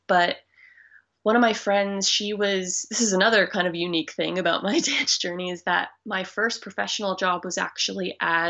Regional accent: Fort Lauderdale, Florida, United States; moved away as an adult; also born or lived in Orlando / Las Vegas; now in Brisbane, Australia; I'm originally from the Fort Lauderdale, Florida area, so like South Florida. Mm-hmm. I actually live in Australia now

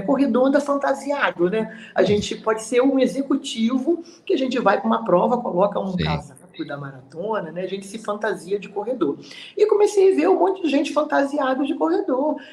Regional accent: Brazil; não moro, eu, eu, eu sou do Brasil

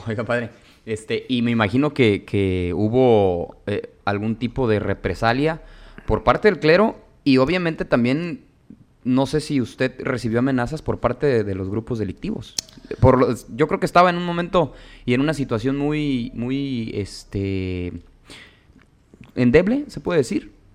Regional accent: Michoacán, Mexico; now in Tijuana, Mexico; Yo me vine hace bastantes, este, bastante tiempo aquí a Tijuana he seguido, obviamente, digo, como, como buena paxinense, como buen michoacano, tengo que estar al tanto de, qué es lo que pasa en mi región, qué es lo que pasa en mi municipio

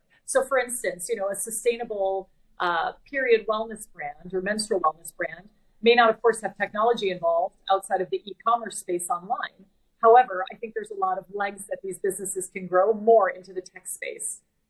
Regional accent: Wisconsin, United States; also born or lived in Texas; So I am from Wisconsin originally, and then moved to Texas, where I went to school at the University of Texas in Austin.

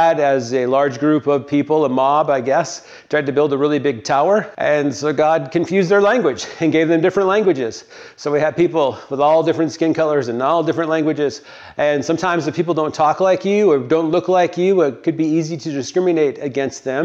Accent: the North, United States; also born or lived in Tennessee; I was a Yankee

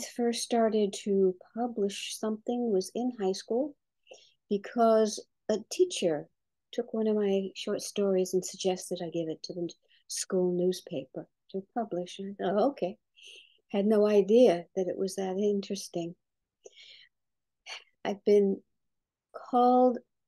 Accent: Bermuda; also born or lived in Brooklyn, New York, United States; I was born in Brooklyn, but brought up in the British colony then, now Commonwealth of Bermuda.

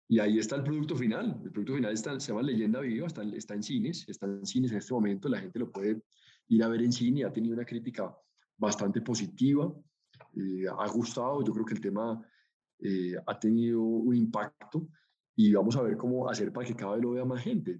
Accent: Colombia; a nosotros como colombianos

